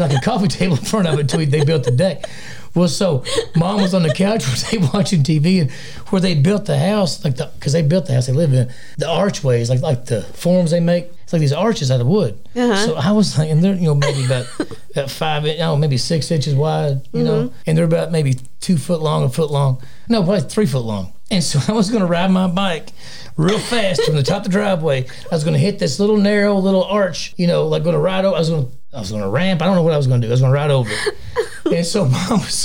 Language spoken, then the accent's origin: English; Wisconsin, United States; also born or lived in Kentucky; I know we moved from Kentucky to Wisconsin. I was like 2 years.